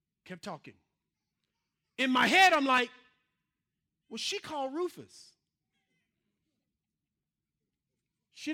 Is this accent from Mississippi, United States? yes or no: yes; Mississippi, United States; I'm from Mississippi